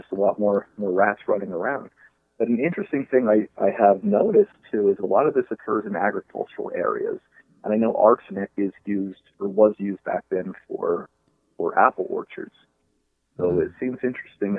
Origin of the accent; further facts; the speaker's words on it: Coal Township, Northumberland County, Pennsylvania, United States; I grew up in Coltmont, which is a very rural coal mining area in Northumberland County